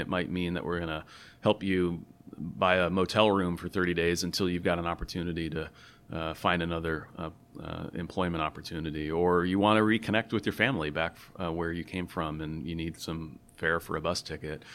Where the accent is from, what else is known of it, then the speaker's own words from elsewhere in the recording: Tacoma, Washington, United States; I grew up in Tacoma